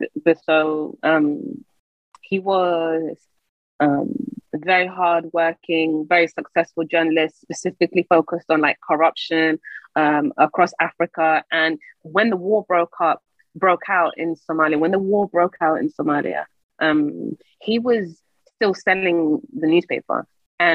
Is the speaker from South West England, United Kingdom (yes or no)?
no; London, United Kingdom; I grew up in London